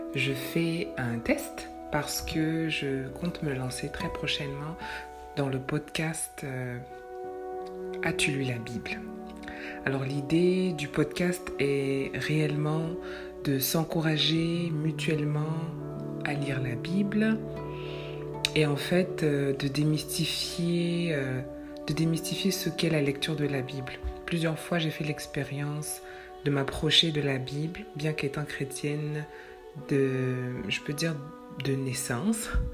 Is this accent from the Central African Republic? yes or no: no; Quebec, Canada; chez nous au Québec